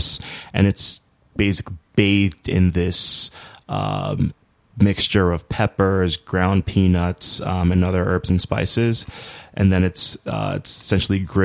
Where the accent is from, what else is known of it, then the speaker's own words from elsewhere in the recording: Lagos, Nigeria; first language English; moved away as an adult; also born or lived in Chicago, United States; I'm from Nigeria. I was born in Lagos.